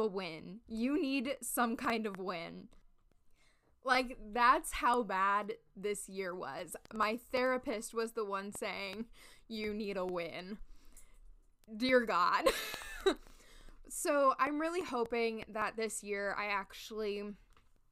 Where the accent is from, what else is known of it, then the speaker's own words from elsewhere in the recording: Los Angeles, California, United States; also born or lived in Chicago; now in New York, United States; I grew up in Los Angeles